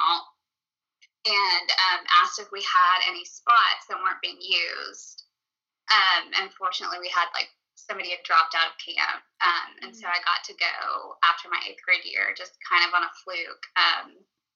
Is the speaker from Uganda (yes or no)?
no; Conway, United States; I grew up in Conway